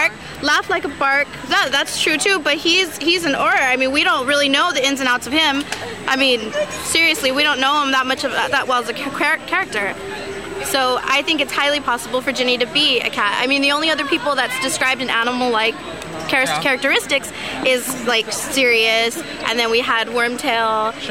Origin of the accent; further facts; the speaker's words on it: La Puente, California, United States; from La Puente, California.